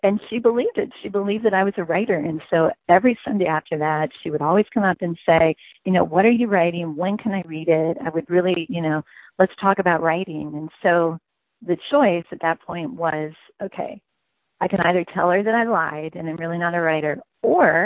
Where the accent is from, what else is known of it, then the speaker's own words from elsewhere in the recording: United States; also born or lived in France; I'm an American